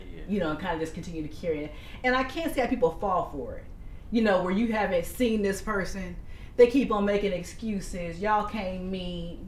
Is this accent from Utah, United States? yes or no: no; Dayton, Ohio, United States; we're from Dayton, Ohio